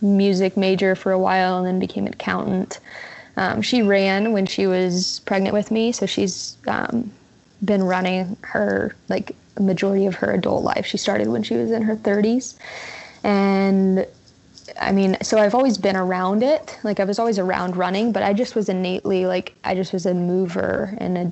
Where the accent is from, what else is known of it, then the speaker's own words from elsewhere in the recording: Kansas, United States; I am from Kansas, just outside of Kansas City. in little suburban area there.